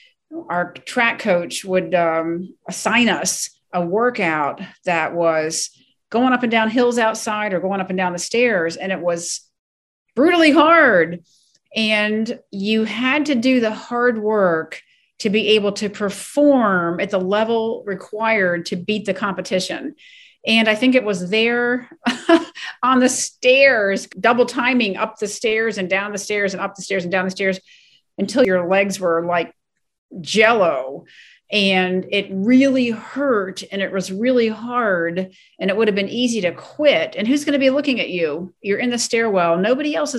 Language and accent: English; Ellicott City, Maryland, United States; being born and raised in Ellicott City, Maryland